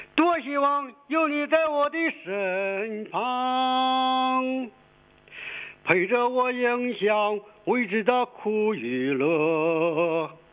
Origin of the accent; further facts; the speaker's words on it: Pingdu, Shandong, China; accent: Shandong; also born or lived in Dalian, Liaoning; 我从小这个在家照顾叔叔婶子，哦。我就到山东了